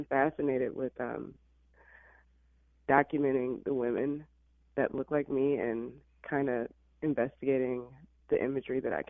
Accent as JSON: {"language": "English", "region": "Illinois", "country": "United States", "tie": "born or raised there", "also_born_or_lived": "Alabama", "moved": "as an adult", "lives_now": "Los Angeles, United States", "said": "I was raised in Illinois."}